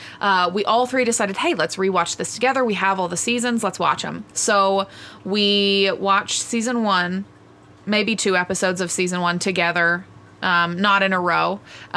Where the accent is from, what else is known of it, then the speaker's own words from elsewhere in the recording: Texas, United States; I am from Texas